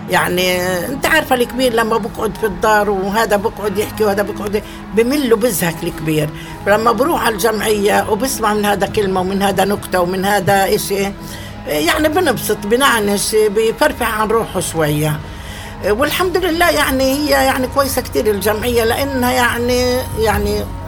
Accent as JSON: {"language": "Arabic", "country": "Palestine", "said": "بنلبس ثيابنا اللي كانوا اي اهالينا ايام زمان يلبسوهن في البلاد"}